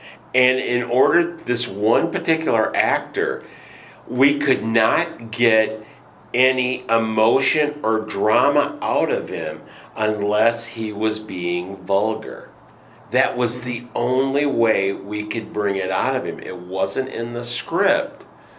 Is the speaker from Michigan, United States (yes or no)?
yes; Michigan, United States; I was primarily a voice actor because I'm from Michigan and I don't have an accent.